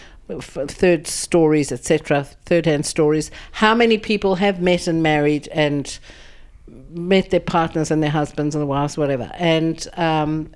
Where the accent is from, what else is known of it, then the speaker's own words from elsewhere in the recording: Johannesburg, Gauteng, South Africa; I'm originally from South Africa, from Johannesburg. I was born 64 years ago to fabulous parents